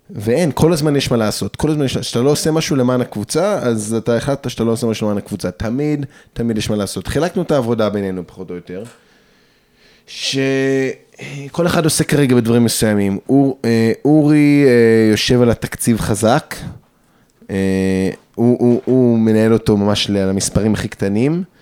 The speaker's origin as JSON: {"language": "Hebrew", "town": "Jerusalem", "region": "Jerusalem District", "country": "Israel", "said": "רק אני ירושלמי, אחרים לא, מירושלמים, אבל הם מהר אדר, ממעלה אדומים"}